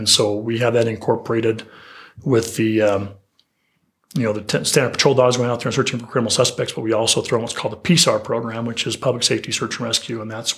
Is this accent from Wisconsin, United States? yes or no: no; Utah, United States; I'm from Utah, so shout out to the Wasatch.